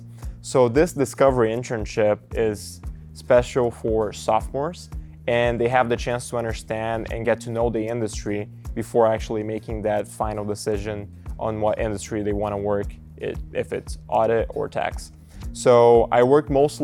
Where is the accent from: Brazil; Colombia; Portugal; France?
Brazil; English is a second language; moved away as an adult; now in Nebraska, United States; I'm originally from Brazil, and I came here to Nebraska for college in 2021